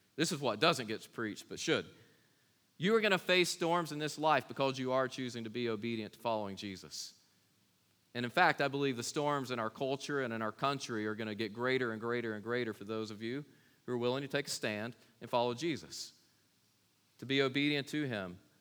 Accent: Kings Mountain, North Carolina, United States; I was born in Kings Mountain, North Carolina

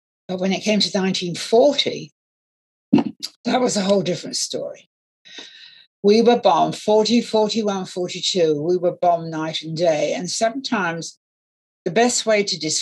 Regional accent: London, United Kingdom; also born or lived in Canterbury / Highbridge, Somerset; I'm a Londoner

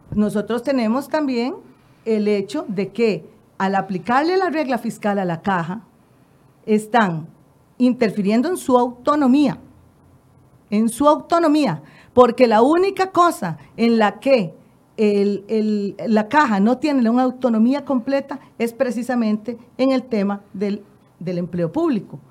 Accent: Costa Rica; es el producto de lo que somos los costarricenses

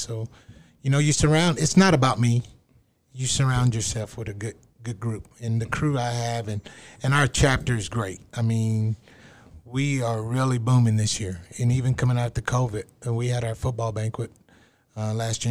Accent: Seminole, Texas, United States; I grew up in West Texas in Seminole

